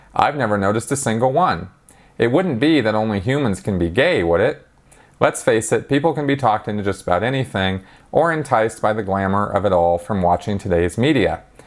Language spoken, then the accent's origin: English; Los Angeles, California, United States; I come from Los Angeles and California